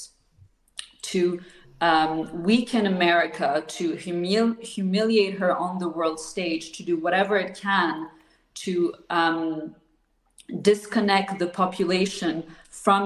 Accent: Switzerland; I'm not American. I'm sitting here in Switzerland for your viewers who don't know, I am Swiss and I'm based here

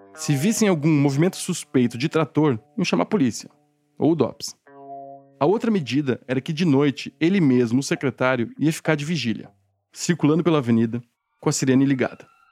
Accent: Santa Catarina, Brazil; moved away as an adult; also born or lived in São Paulo; Eu nem sou de São Paulo, eu sou catarinense

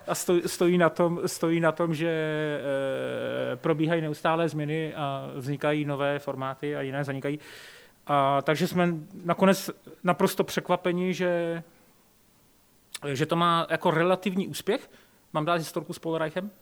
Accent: České Budějovice, South Bohemian Region, Czechia; now in Prague, Czech Republic; já jsem vlastně, jak pocházím z Českých Budějovic a vždycky jsem říkal, že, že nikdy nechci skončit v Praze, šel jsem do té Prahy.

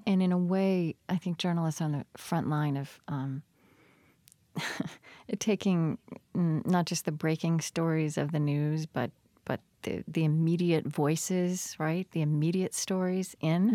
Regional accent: Oklahoma, United States; now in Minnesota, United States; so I grew up in Oklahoma and now live in Minnesota

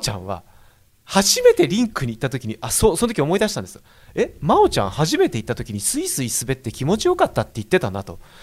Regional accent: Tokyo, Japan; 同じ大田区

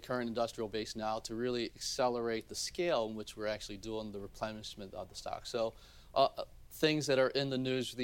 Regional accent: Baltimore, Maryland, United States; also born or lived in South Korea; I grew up in Baltimore

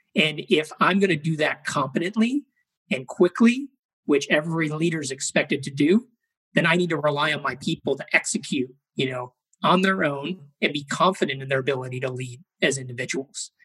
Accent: Chicago, Illinois, United States; I grew up in Chicago, Illinois.

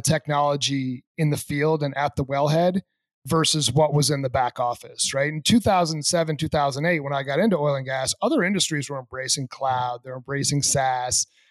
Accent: New England, United States; I grew up in in the Northeast in New England.

